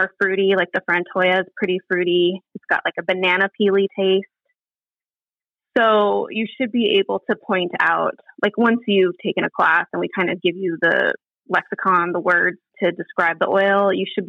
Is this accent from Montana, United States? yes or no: yes; Bozeman, Montana, United States; moved away; I grew up in Bozeman, Montana